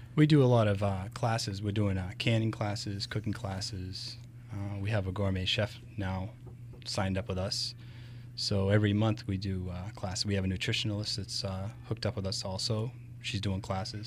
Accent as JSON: {"language": "English", "town": "Rochester", "country": "United States", "tie": "born or raised there", "said": "being raised, I was originally from Rochester"}